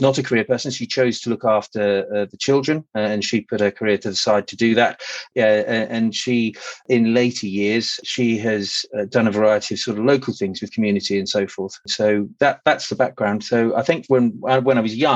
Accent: Guildford, South East England, United Kingdom; moved away as an adult; also born or lived in Milton Keynes; now in East Northamptonshire, United Kingdom; I was born in Guildford in Surrey, and I grew up in that Surrey area probably through until I was about 26 or so.

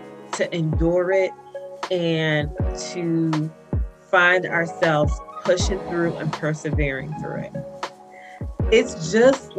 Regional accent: New Jersey, United States; my hometown, New Jersey

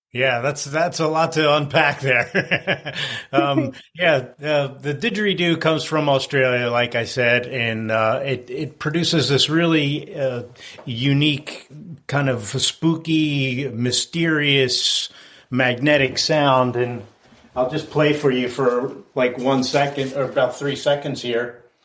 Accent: outside of Philadelphia, Pennsylvania, United States; I grew up outside of Philadelphia in the 60s and 70s

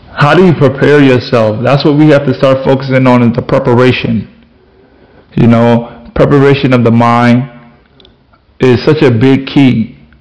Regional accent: Florida, United States; I'm from Florida.

